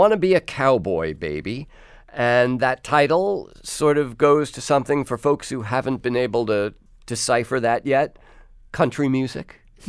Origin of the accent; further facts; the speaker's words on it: United States; as an American